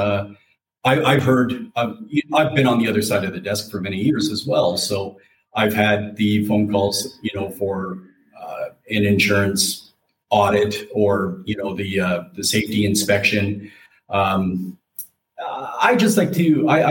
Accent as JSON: {"language": "English", "town": "Calgary", "region": "Alberta", "country": "Canada", "tie": "born or raised there", "also_born_or_lived": "Ontario", "moved": "as an adult", "said": "I am from Calgary, born and raised Calgary, Alberta."}